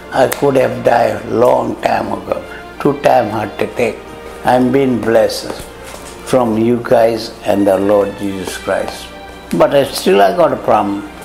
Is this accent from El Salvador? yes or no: no; Fiji